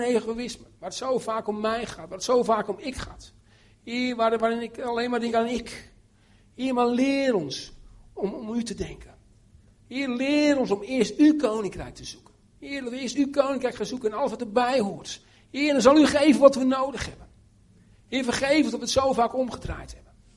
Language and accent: Dutch; Netherlands; now in Romania